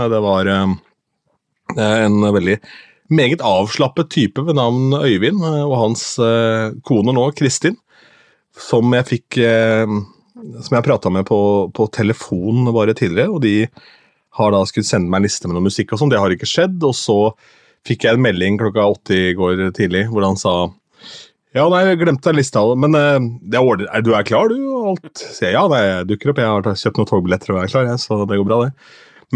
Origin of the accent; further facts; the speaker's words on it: Askim, Østfold, Norway; jeg er fra Askim